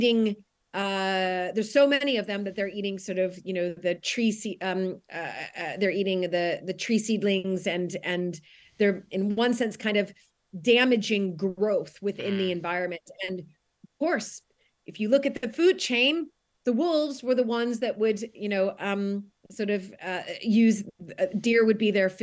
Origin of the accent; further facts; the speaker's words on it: United States; moved away as an adult; now in United Kingdom; as an American, I have a little bit, I think, more insightful view on what it was like as an American marrying into